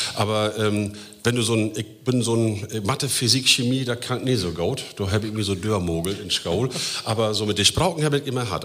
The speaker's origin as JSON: {"language": "German", "area": "Emsland", "region": "Lower Saxony", "country": "Germany", "tie": "born or raised there", "moved": "as an adult", "lives_now": "Osnabrück, Germany", "said": "geboren hier in Emsland, also das ist Heimat"}